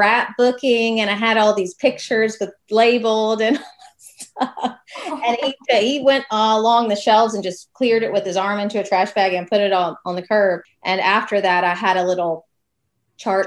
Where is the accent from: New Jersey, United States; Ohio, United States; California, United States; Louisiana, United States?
Louisiana, United States; Baton Rouge; moved away as an adult; now in Texas, United States; when people ask me where I'm from, I will say I grew up in Baton Rouge, but I've lived in Texas since college